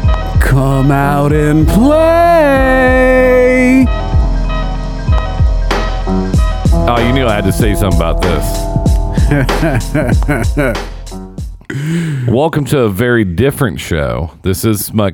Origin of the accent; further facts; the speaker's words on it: Greenwood, Indiana, United States; we're from Greenwood, the South Side.